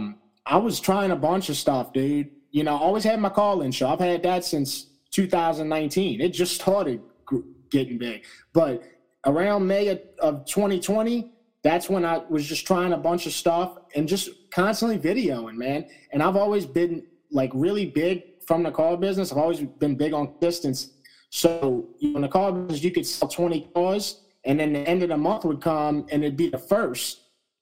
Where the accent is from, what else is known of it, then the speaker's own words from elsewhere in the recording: St. Bernard Parish, Louisiana, United States; being from St. Bernard Parish